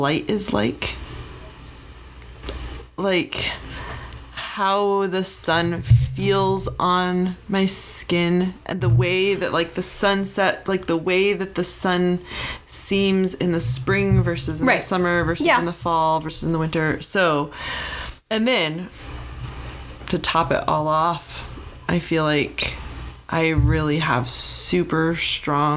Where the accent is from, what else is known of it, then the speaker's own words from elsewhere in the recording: Arizona, United States; I grew up in Arizona